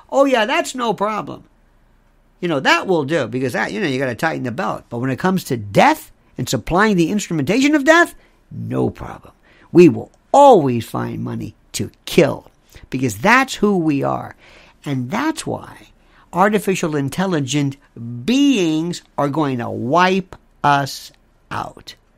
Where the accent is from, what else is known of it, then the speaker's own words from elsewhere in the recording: United States; As an American